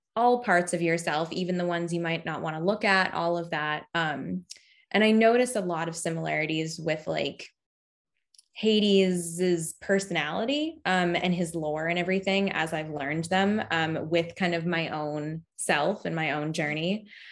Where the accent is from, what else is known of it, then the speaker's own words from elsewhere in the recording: Cape Cod, Massachusetts, United States; I'm from Cape Cod, Massachusetts, so I've always lived near the ocean, um, for most of my life